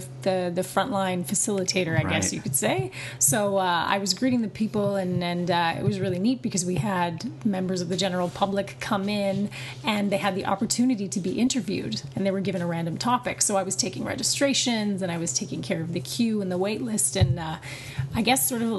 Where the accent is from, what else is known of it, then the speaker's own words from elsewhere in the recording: Vancouver, British Columbia, Canada; also born or lived in Ontario; now in Montreal, Canada; Yeah, I'm from Vancouver, yeah.